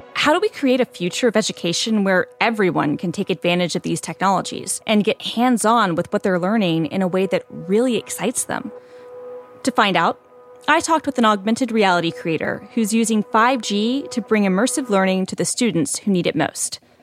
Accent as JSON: {"language": "English", "town": "Atlanta", "region": "Georgia", "country": "United States", "tie": "born or raised there", "said": "I was born and raised in Atlanta"}